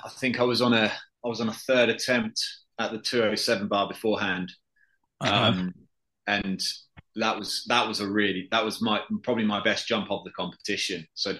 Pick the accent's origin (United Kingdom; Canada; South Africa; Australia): United Kingdom; because I'm from Britain, I'm used to a little bit of rain.